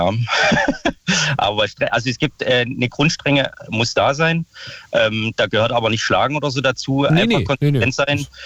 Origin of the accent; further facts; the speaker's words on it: Saxony, Germany; now in Berlin, Germany; Das, ich komme ursprünglich aus Sachsen, da ist genau das gleiche Problem.